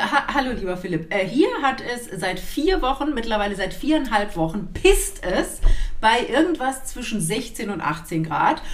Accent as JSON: {"language": "German", "country": "Germany", "tie": "born or raised there", "moved": "yes", "said": "ich bin ja am Rhein aufgewachsen"}